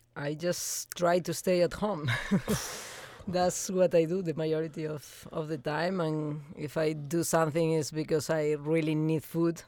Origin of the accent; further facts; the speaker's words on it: Spain; moved away; I'm coming from Spain, so we love to be outside.